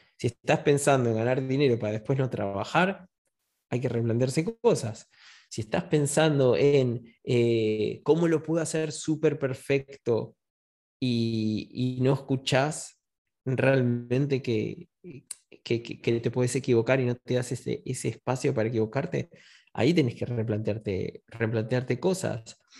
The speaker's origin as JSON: {"language": "Spanish", "region": "Buenos Aires", "country": "Argentina", "tie": "born or raised there", "moved": "yes", "lives_now": "Spain", "said": "Yo nací en 1980 en Buenos Aires, eh, pasé una infancia feliz"}